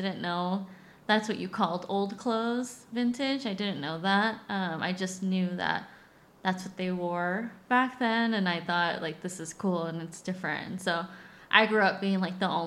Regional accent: Inland Empire, California, United States; I grew up in the Inland Empire, California, the IE.

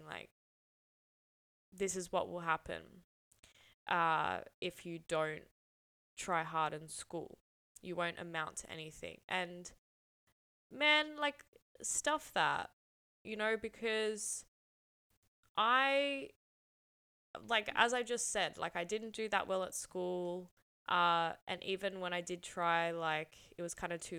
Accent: Sydney, New South Wales, Australia; I grew up in Southwest Sydney

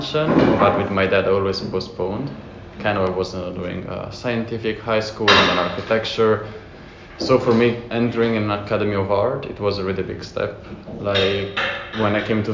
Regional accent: Italy; moved away as an adult; also born or lived in Florence / Berlin; now in The Hague, Netherlands; I come from Italy

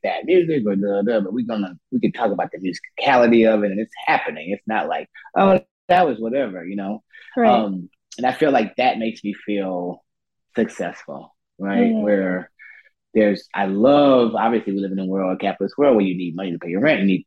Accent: Chicago, Illinois, United States; also born or lived in Berlin; now in Oakland, United States; I'm from Chicago

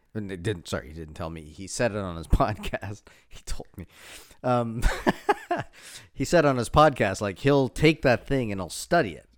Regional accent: East Coast, Canada; now in Toronto, Canada; I'm from the East Coast

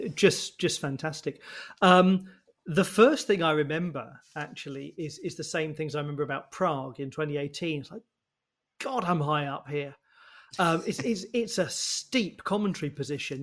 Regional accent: United Kingdom; being British

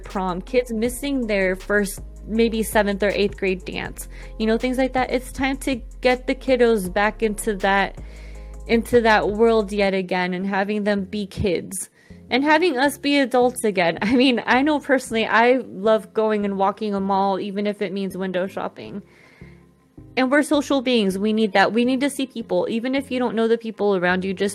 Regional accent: Colombia; moved away; my home country of Colombia

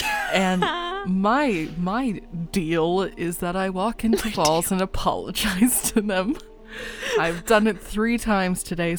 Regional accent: United Kingdom; I'm British

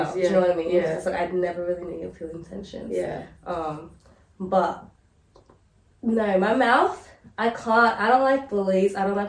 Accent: Australia; growing up in Australia episodes and like just being a black person in this country and in this generation

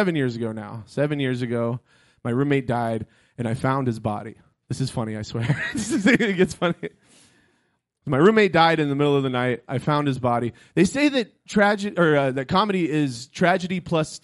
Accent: Florida, United States; moved away; I grew up in Florida.

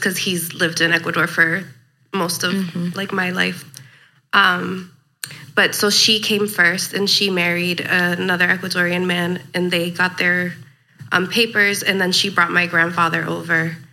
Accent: Lawrence, Massachusetts, United States; also born or lived in New York City; I was born and raised in Lawrence

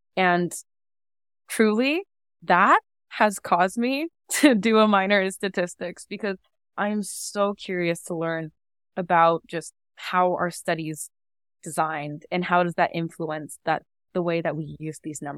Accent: Seattle, Washington, United States; moved away as an adult; now in Toronto, Canada; I grew up in Seattle, and that's where I spent literally my entire life

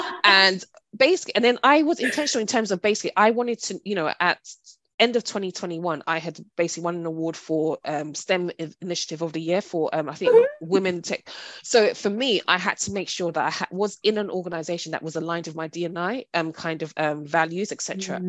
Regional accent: Hackney, London, United Kingdom; And I think also I'm from, you know, born and raised in Hackney.

